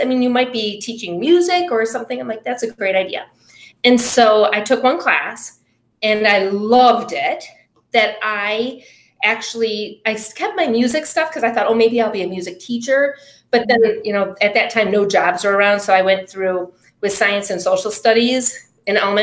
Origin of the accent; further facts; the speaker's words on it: Berkley, Michigan, United States; I grew up in Berkeley